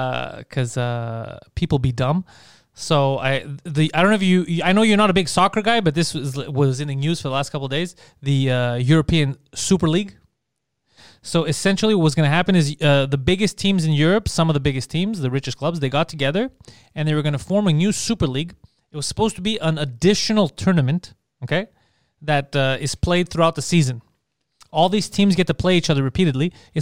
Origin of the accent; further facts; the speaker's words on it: Mississauga, Ontario, Canada; Crikey, yeah, we're from Mississauga.